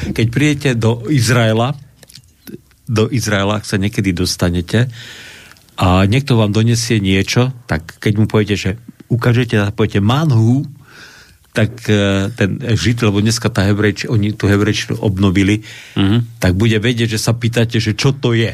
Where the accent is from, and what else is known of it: Slovakia